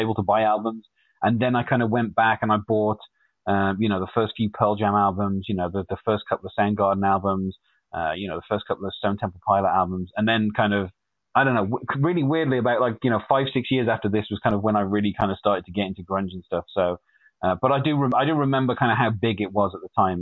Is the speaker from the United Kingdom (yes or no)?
yes; Wolverhampton, West Midlands, United Kingdom; I'm from a city called Wolverhampton, which is in the Midlands, in the UK, or more specifically in the Midlands of England